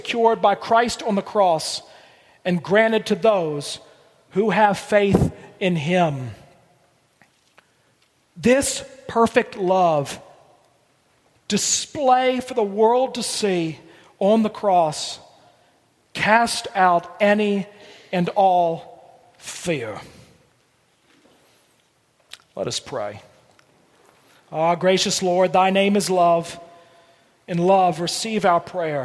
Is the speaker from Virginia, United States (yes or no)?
yes; Blue Ridge Mountains, Virginia, United States; where I grew up in Virginia in the Blue Ridge Mountains